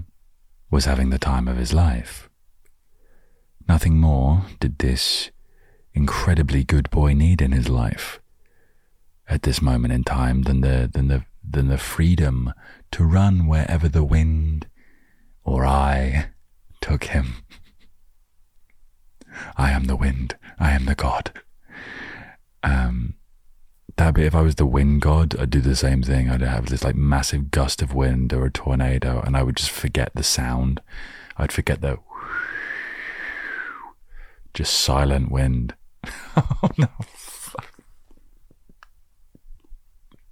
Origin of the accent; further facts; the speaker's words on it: England, United Kingdom; I was living in my hometown